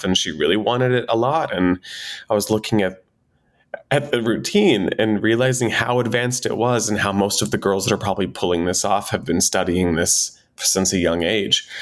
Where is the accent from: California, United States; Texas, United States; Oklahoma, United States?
Texas, United States; I was a boy in Texas, 14 years old, that liked to dance, that wanted to dance